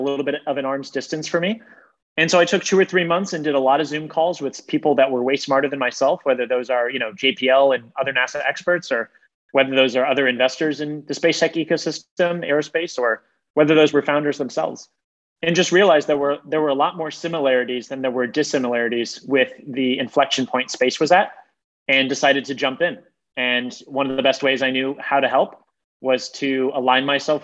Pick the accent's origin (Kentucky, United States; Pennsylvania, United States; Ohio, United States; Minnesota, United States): Ohio, United States; moved away as an adult; also born or lived in Boston; I grew up in the Midwest. I was a Midwestern kid in Ohio, primarily